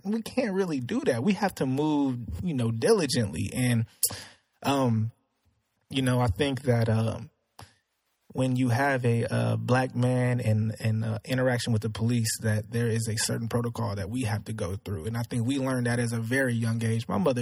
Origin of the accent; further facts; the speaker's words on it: Spring, Texas, United States; I grew up in Spring. I live in Spring